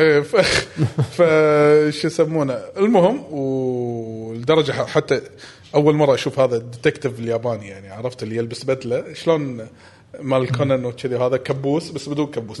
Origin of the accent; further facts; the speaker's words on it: Kuwait; ما عندنا بالكويت هذا